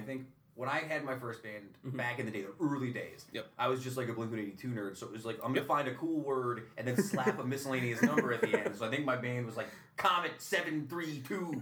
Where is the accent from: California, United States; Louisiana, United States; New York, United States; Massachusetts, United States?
New York, United States; Utica; I grew up in Utica as a Proctor High School kid